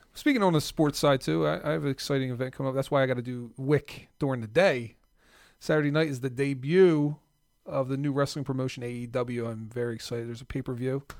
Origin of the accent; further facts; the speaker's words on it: South Jersey / Philadelphia, New Jersey, United States; I'm from South Jersey slash Philly